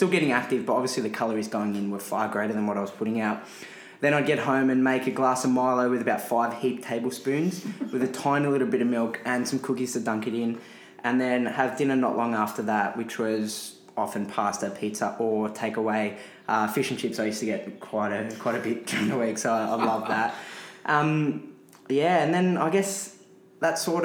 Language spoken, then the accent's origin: English; Melbourne, Victoria, Australia; born or raised there